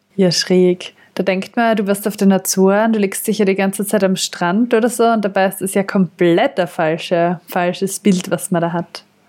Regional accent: southern Austria, Austria; bei uns im Süden Österreichs

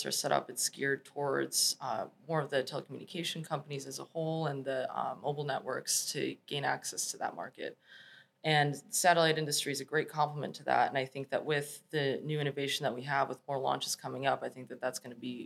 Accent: Chicago, Illinois, United States; moved away as an adult; also born or lived in Los Angeles; I'm from Chicago originally. That's where I was born

